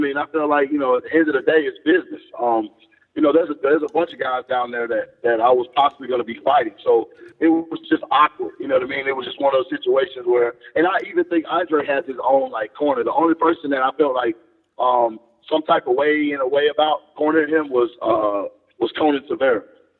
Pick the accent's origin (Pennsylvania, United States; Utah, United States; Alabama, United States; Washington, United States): Alabama, United States; Homewood; Birmingham, Homewood, Alabama.